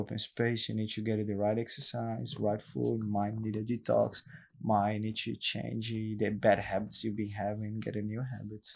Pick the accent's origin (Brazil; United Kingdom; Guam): Brazil; São Paulo; English is a second language; now in Gold Coast, Australia; the suburbs in Brazil, in São Paulo, it's a big city